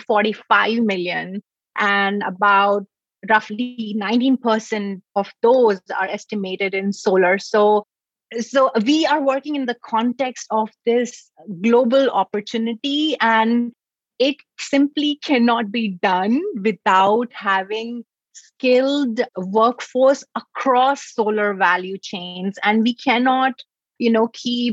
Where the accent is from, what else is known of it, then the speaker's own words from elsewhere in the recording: New Delhi, Delhi, India; moved away as an adult; now in United States; I grew up in New Delhi in India